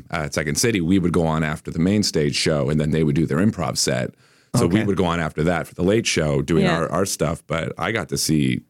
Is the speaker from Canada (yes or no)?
yes; Hamilton, Ontario, Canada; moved away as an adult; also born or lived in Toronto; now in Ottawa, Canada; I'm from Hamilton originally and lived in Toronto for about 12, 13 years. I've mm-hmm. Been here in Ottawa since last summer.